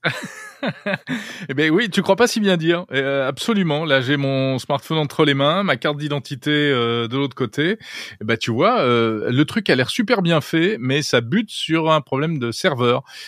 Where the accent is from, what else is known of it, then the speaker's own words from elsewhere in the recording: France; chez nous en France